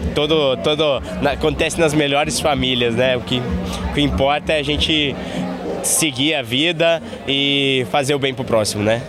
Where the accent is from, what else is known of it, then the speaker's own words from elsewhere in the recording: Curitiba, Paraná, Brazil; moved away; also born or lived in Southeast Brazil; eu sou de Curitiba, mas eu moro na região sudeste